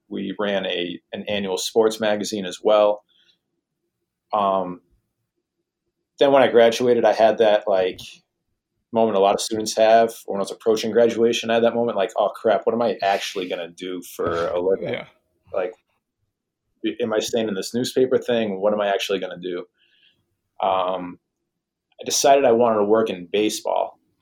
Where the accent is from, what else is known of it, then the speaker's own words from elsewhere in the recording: Boston, Massachusetts, United States; moved away; I'm from the Boston oh. area